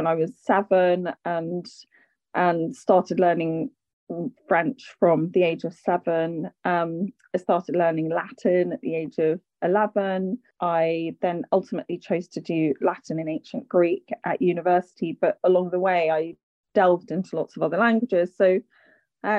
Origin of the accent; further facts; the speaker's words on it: London, United Kingdom; I grew up in London. Both my parents are Irish